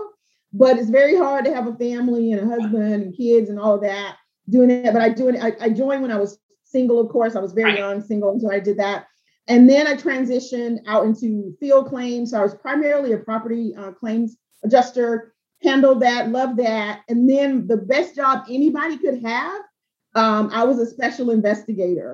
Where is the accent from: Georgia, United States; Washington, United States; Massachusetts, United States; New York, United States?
Georgia, United States; Albany; I'm from South Georgia. I'm from Albany, Georgia